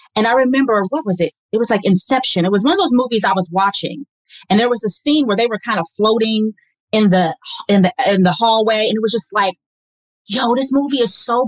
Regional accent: Midwest, United States; moved away as an adult; also born or lived in Washington, District of Columbia, United States; growing up in the Midwest

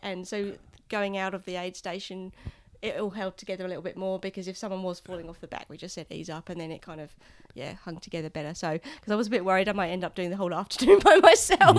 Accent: Tauranga, Bay of Plenty, New Zealand; I'm from Tauranga in the North Island

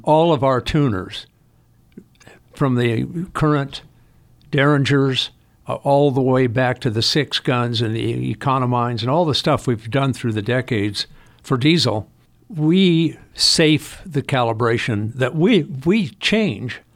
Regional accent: Los Angeles, California, United States; I was born in Hollywood Presbyterian Hospital in nineteen forty-two.

